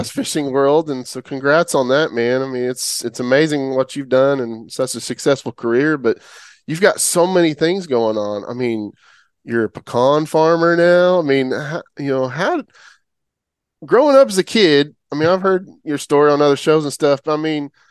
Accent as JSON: {"language": "English", "region": "Oklahoma", "country": "United States", "tie": "born or raised there", "said": "I grew up in Oklahoma my whole life"}